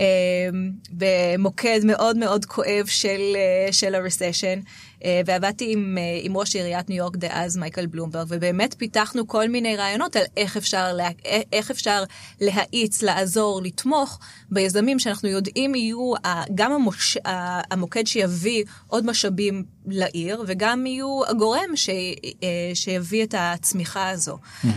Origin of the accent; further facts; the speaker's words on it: Israel; אנחנו כישראלים